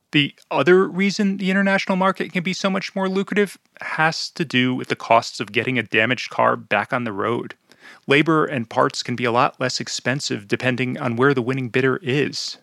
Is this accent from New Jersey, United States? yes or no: yes; New Jersey, United States; my home state of New Jersey